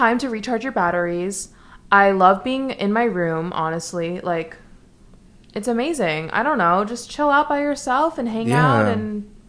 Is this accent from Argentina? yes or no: no; New York City, New York, United States; I'm from New York City, even